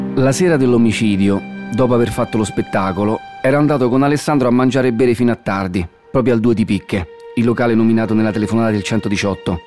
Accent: Rome, Lazio, Italy; accent: Roman; sono nato e vivo a Roma, come si capisce dall'accento

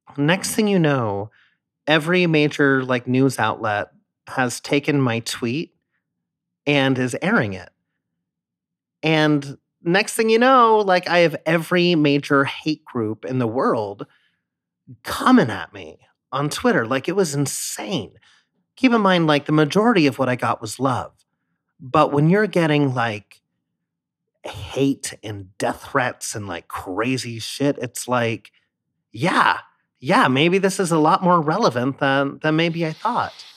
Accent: San Diego, California, United States; moved away as an adult; also born or lived in Philadelphia; I grew up in San Diego, and the minute I turned eighteen, I moved to Philadelphia for school

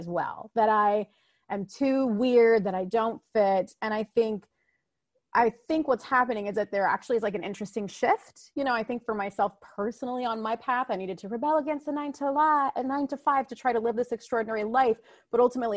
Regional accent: United States; I am a first generation American, meaning my mom and dad immigrated here and then I was born here in America

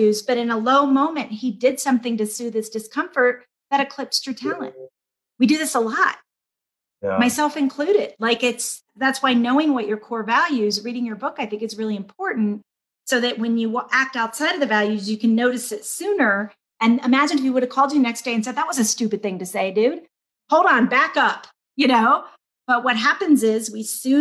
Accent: Georgia, United States; I was raised in Georgia by civil rights workers.

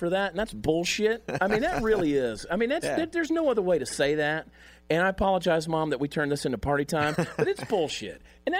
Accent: Augusta, Georgia, United States; He's from my hometown, Augusta, Georgia

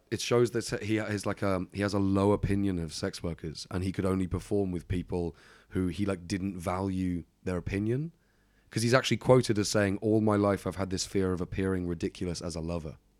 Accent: England, United Kingdom; I'm from England

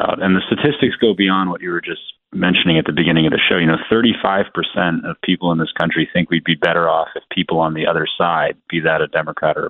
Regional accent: Hawaii, United States; Growing up in Hawaii, where I was one of the only white kids in my classes

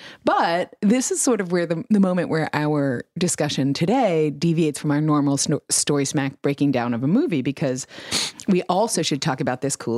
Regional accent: New York, United States; I grew up in New York

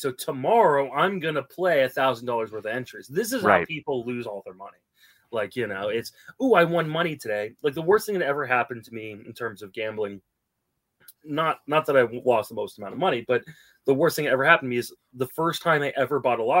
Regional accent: Virginia, United States; also born or lived in Washington, D.C. / Paris, France / London, England; I moved around quite a bit when I was young. So I was born in Washington, D.C., Georgetown University Hospital. Lived in Northern Virginia off and on with stops in Paris, France, London, England.

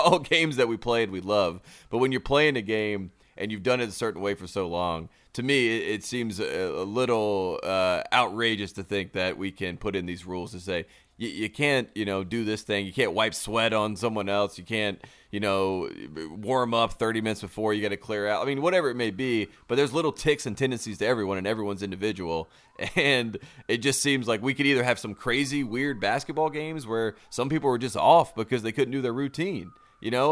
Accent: the South, United States; I'm from the South

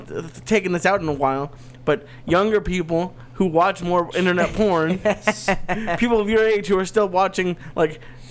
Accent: suburbs of Boston, Massachusetts, United States; Nice Jewish family in the suburbs of Boston.

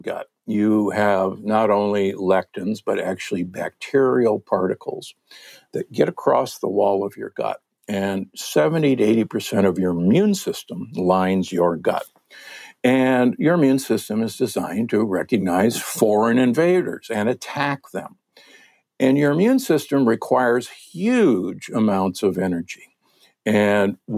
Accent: Omaha, Nebraska, United States; I'm from Omaha, Nebraska, the corn huskers

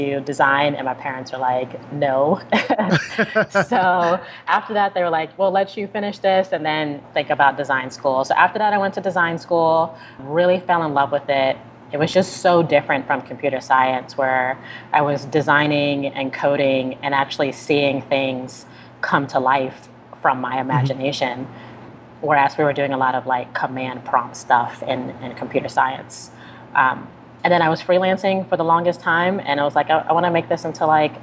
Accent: Chattanooga, Tennessee, United States; I'm from Chattanooga, Tennessee, and I'm a designer and entrepreneur.

